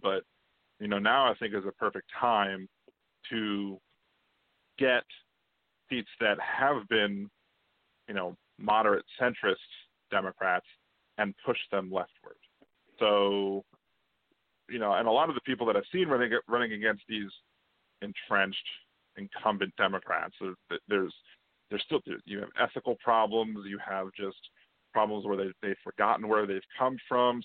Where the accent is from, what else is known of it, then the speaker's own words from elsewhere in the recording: Maryland, United States; moved away as an adult; now in New Orleans, United States; I was originally from Maryland